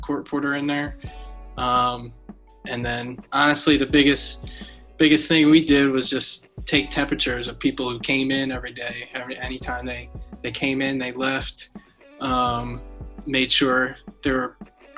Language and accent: English; East Lansdowne, Pennsylvania, United States; moved away; I'm from Philadelphia, Pennsylvania, specifically East Lansdowne, which is about 5 minutes from West Philadelphia